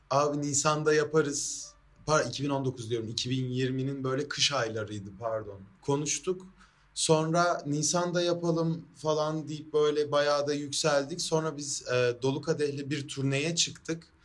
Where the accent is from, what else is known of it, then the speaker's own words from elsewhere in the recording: Adana, Turkey; İkimiz de Adanalıyız, ikimiz de elektronik müzik yapıyoruz.